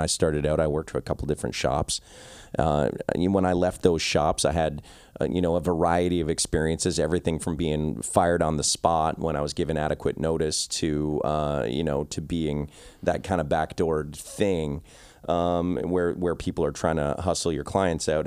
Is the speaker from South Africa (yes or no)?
no; Victoria, British Columbia, Canada; I'm from a small town called Victoria